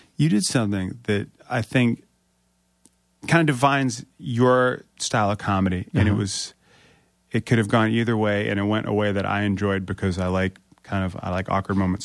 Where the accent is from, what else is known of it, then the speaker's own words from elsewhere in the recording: Springfield, Virginia, United States; I grew up in Northern Virginia